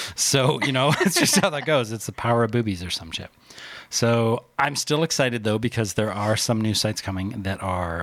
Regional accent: Canada; I'm Canadian

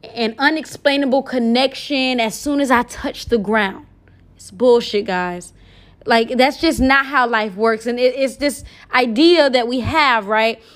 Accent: United States; I'm from America. I'm American.

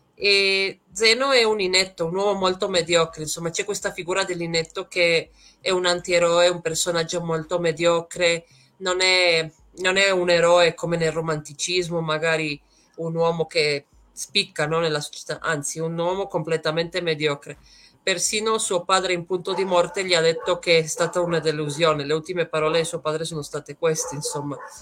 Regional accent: Trieste, Friuli-Venezia Giulia, Italy; moved away as an adult; now in Puebla, Mexico; vengo da Trieste, sono arrivata qui in Messico ormai nove anni fa

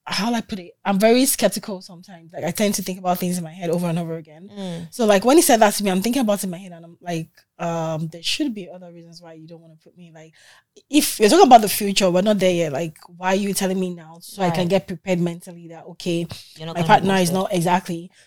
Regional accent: Nigeria; now in Toronto, Canada; being a Nigerian, you know, insecure girl

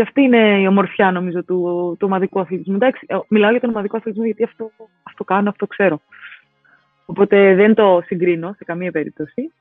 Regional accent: Athens, Attica, Greece; μεγάλωσα στα Νοηλίσια και ο Ηλυσιακό ήταν ε, η ομάδα τη γειτονιά

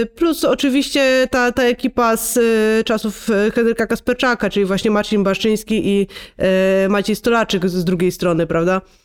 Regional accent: Silesian Voivodeship, Poland; ja też jestem ze Śląska

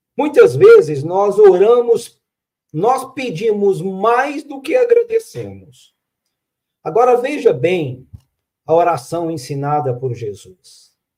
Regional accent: Minas Gerais, Brazil; Como um bom mineiro

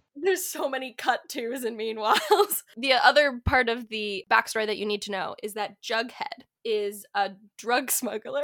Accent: Kitchener, Ontario, Canada; I was born in Little Kitchener, Ontario.

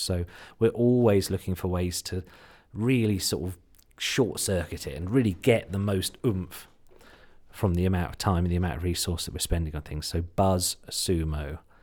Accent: Suffolk, East of England, United Kingdom; accent: slight Suffolk; my slight Suffolk accent or U K accent

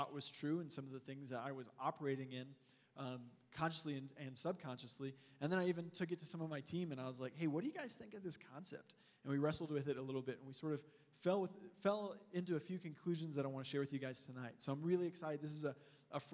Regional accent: Texas, United States; now in Colorado, United States; We're originally from Texas

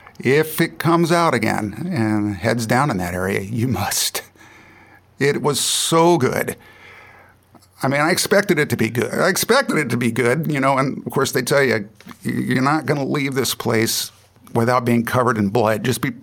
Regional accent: San Jose, California, United States; also born or lived in Santa Cruz, California; I was born in San Jose, and I live in Santa Cruz.

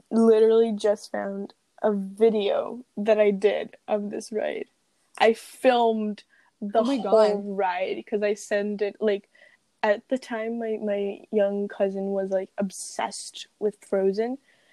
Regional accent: Rio de Janeiro, Brazil; As a Carioca

